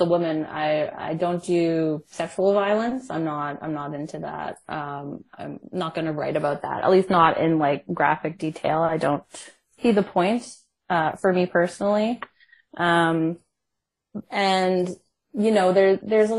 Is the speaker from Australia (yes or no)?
no; Canada; I'm Canadian